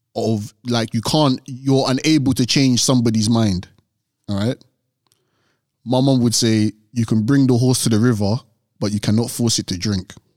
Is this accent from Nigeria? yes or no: yes; Nigeria; being African, we're Nigerian.